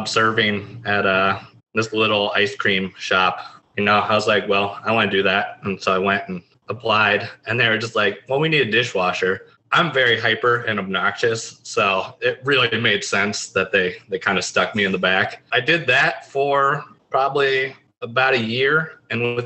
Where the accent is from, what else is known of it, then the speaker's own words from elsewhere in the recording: Granville, Ohio, United States; also born or lived in Athens, Ohio; I'm from Granville. So I've been in this area pretty much my whole life